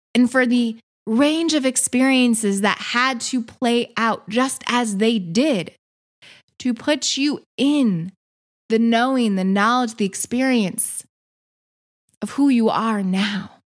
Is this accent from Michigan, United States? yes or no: yes; Michigan, United States; moved away as an adult; also born or lived in San Diego; But I'm from Michigan, so I am now back in Michigan